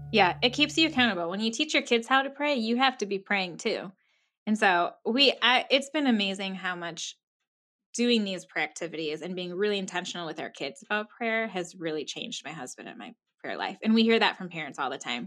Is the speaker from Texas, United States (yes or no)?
no; Minnesota, United States; moved away; I'm from Minnesota. Born and raised here, moved away for a little bit, but now I'm back